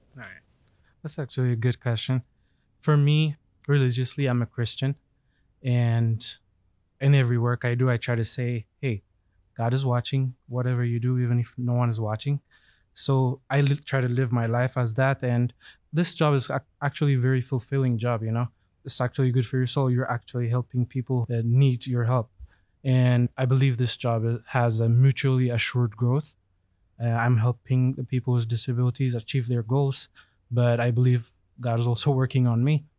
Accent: Addis Ababa, Ethiopia; moved away; I'm from Addis Ababa, Ethiopia

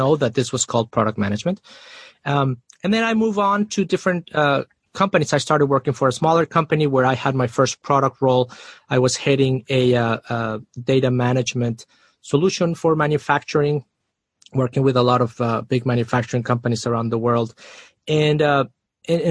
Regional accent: Mexico City, Mexico; moved away as an adult; also born or lived in Austin, Texas; I am originally from Mexico City. So I moved to Austin, Texas after college

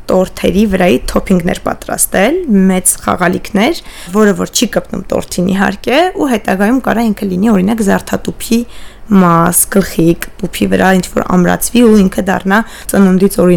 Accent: Yerevan, Armenia; moved away as an adult; also born or lived in Bulgaria / Stepanakert; Ես Երևանում եմ մեծացել, թեև մամաս Արցախից է ու մենք շատ ժամանակ Արցախ ենք գնում, ամառային արձակուրդները երկար այնտեղ ենք անցկացնում, բայց հիմնականում մեծ քաղաքի կյանքով եմ ես ապրել, Երևանը եթե կարելի է մեծ քաղաք անվանել

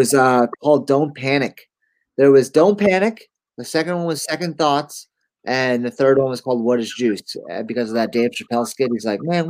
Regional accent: upstate New York, United States; moved away as an adult; And I grew up in Manipac, New York, started skateboarding when I was 13 and eventually went to my first year of film school at SVA in New York City, School of Visual Arts.

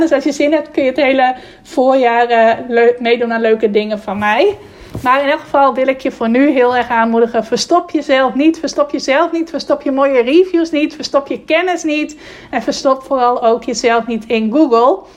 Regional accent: Friesland, Netherlands; dat ik uit Friesland kwam

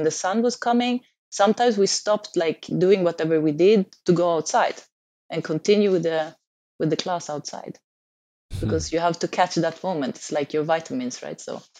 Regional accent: Stockholm, Stockholm County, Sweden; moved away; I'm just down in the south. But I come from Stockholm, so I come from the cold, and I always hated the cold. So it was, yeah, one reason to move on.

